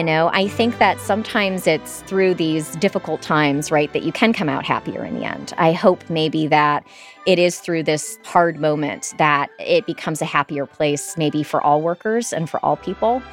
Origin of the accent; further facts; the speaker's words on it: Michigan, United States; now in Florida, United States; I'm from Michigan